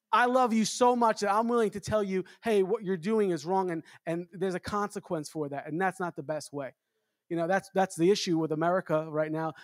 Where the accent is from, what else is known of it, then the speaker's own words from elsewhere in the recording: New York City, New York, United States; I'm from New York. I grew up in Long Island, Queens